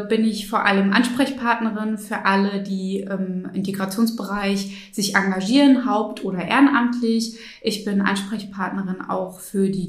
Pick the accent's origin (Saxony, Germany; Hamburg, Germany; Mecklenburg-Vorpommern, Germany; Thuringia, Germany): Mecklenburg-Vorpommern, Germany; Schwerin; moved away as an adult; Ja, ich bin in Schwerin aufgewachsen.